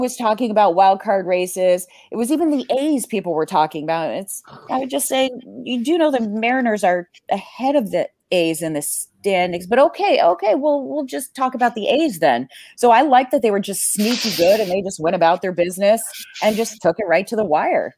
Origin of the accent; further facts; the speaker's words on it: Vancouver, British Columbia, Canada; also born or lived in Toronto / Barrie; I'm from Vancouver